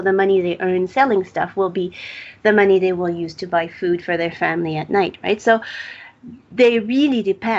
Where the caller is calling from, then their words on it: Mexico City, Mexico; So I'm speaking here from Mexico City, where there's half the population living, vending stuff on the street, food or other merchandise.